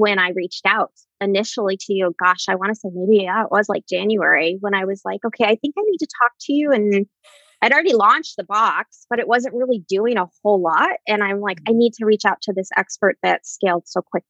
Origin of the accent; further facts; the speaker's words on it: Anchorage, Alaska, United States; moved away as an adult; back in my hometown in Anchorage, Alaska